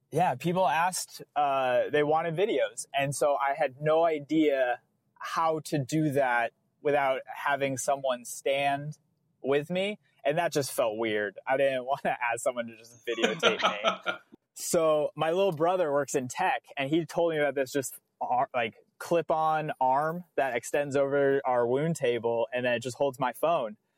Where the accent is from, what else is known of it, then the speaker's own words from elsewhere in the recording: New England, United States; I'm from New England.